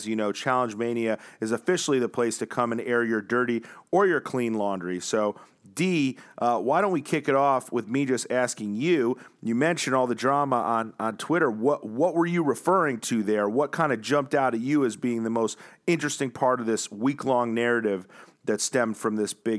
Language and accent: English; New Zealand; All right, but you didn't come for me, even though I came all the way from New Zealand.